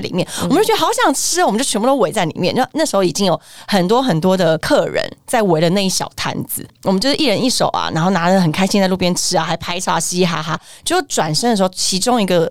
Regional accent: Taiwan; 我们现在台湾人

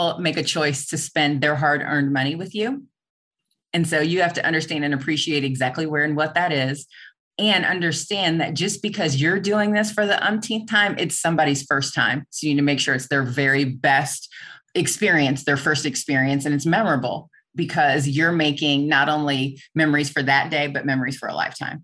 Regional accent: Missouri, United States; moved away as an adult; now in Kansas, United States; I grew up in Missouri

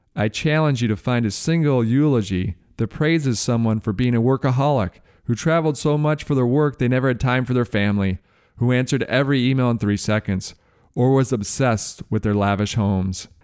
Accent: Detroit, Michigan, United States; I grew up in Detroit

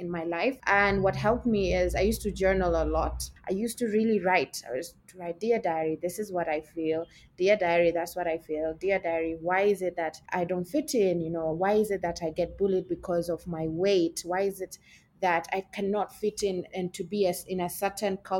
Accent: Mombasa, Mombasa County, Kenya; also born or lived in Malaysia; I am from Kenya. So I grew up on the coastal line of Kenya, which is Mombasa. I was born, I was raised, I schooled

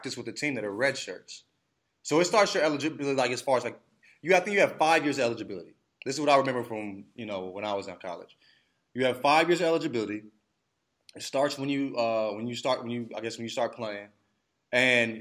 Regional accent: United States; I'm American

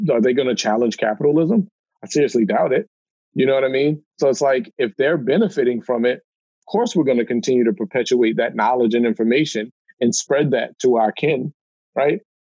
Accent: Baltimore, Maryland, United States; I grew up in Baltimore, uh, you know, one of the most dangerous cities in America

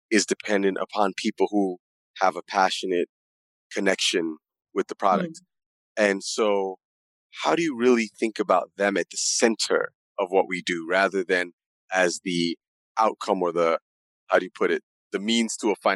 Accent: Accra, Greater Accra, Ghana; also born or lived in New York / Middle East; I'm originally from Accra, Ghana. I was born there and raised partially in Accra, partially in New York, partially in the Middle East.

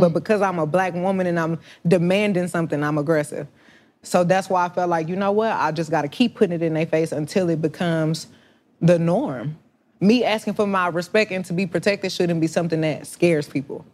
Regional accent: Houston, Texas, United States; growing up in the South

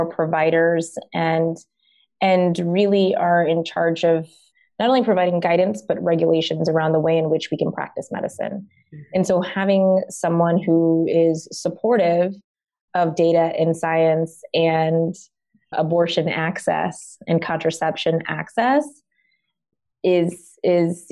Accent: Deep South, United States; I was born in the United States in the Deep South, actually.

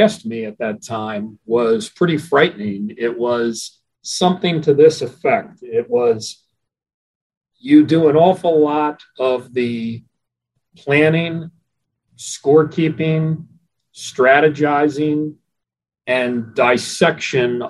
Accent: Atlantic City, New Jersey, United States; also born or lived in Philadelphia area; I'm a native of Atlantic City, New Jersey. I was born and raised there

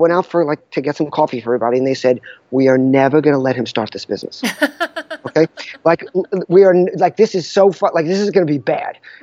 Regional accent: New York, United States; I'm a classic type A New Yorker

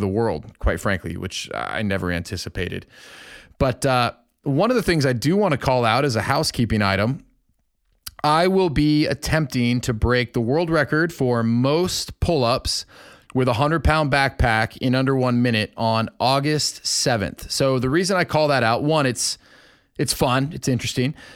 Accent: Arlington, Washington, United States; my hometown of Arlington, Washington

